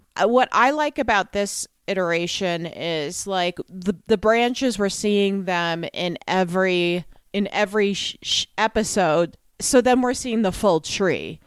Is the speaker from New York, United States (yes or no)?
yes; New York, United States; as a New Yorker